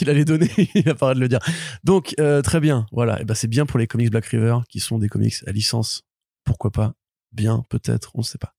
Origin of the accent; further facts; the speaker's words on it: France; je suis français